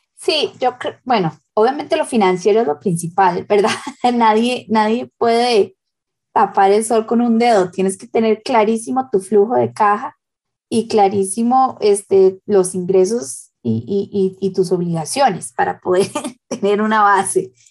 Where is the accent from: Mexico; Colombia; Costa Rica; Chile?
Costa Rica; en mi país